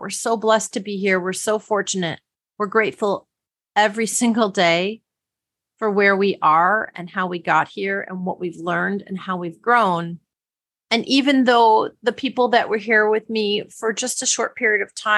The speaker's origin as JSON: {"language": "English", "region": "Wisconsin", "country": "United States", "tie": "born or raised there", "said": "My sister and I used to actually try to make origami as children growing up in Wisconsin."}